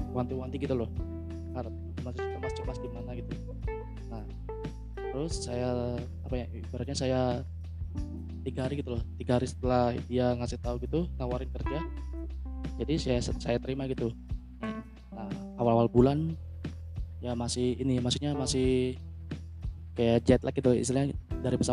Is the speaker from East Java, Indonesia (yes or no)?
yes; Surabaya, East Java, Indonesia; kan asal saya dari Surabaya tuh